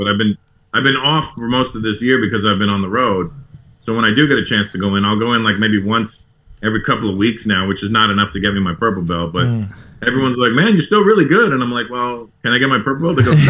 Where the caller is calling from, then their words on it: Los Angeles, California, United States; At home in LA.